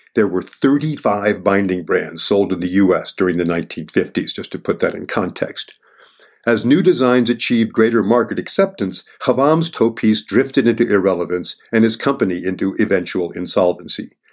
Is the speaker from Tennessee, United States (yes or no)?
no; Bromley, Vermont, United States; I grew up on Big Bromley, Vermont, home to some of the first J-bars